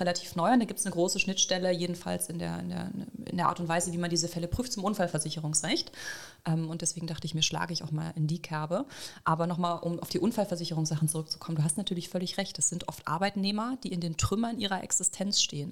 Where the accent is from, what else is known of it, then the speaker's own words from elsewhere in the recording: Saxony, Germany; ich in einer größten deutschen, ostdeutschen Plattenbausiedlung aufgewachsen bin in Sachsen